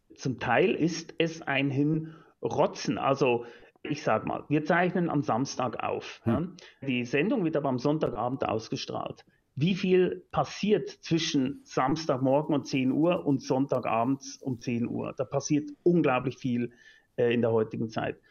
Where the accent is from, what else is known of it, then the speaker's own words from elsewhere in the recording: Lucerne, Switzerland; Ich bin, wie gesagt, in Luzern aufgewachsen